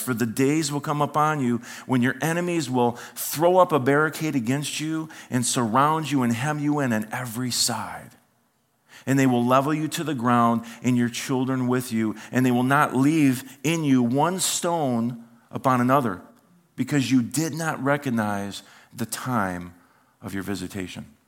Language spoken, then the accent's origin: English; United States; as an American